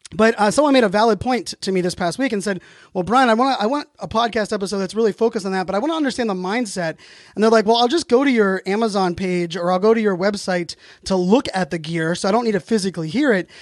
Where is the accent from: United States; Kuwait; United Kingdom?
United States; Pittsburgh, Pennsylvania; a Pittsburgh person, you know, born and raised in Pittsburgh